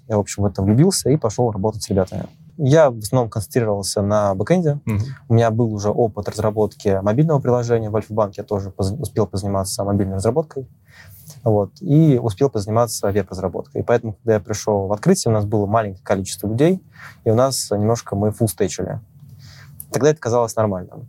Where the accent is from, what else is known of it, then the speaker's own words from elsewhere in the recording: Moscow Oblast, Russia; Родился я в Подмосковье.